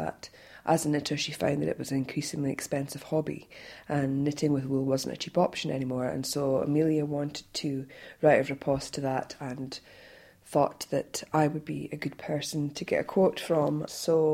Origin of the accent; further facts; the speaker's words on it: Scotland, United Kingdom; I'm Scottish